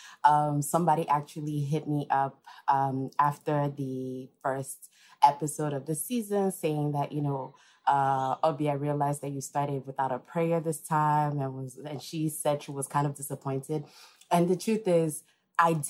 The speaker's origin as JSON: {"language": "English", "town": "Enugu", "region": "Enugu State", "country": "Nigeria", "tie": "born or raised there", "moved": "as an adult", "lives_now": "New York, United States", "said": "I was born here in New York, but I actually grew up in Enugu, Nigeria"}